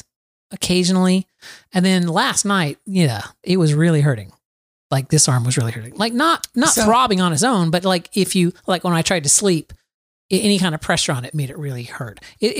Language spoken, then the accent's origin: English; Florida, United States; Florida. Rain lasts for minutes in Florida and then it stops.